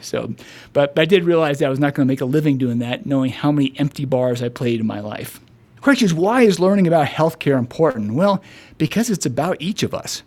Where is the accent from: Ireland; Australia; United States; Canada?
United States; Dallas, Texas; I grew up in Dallas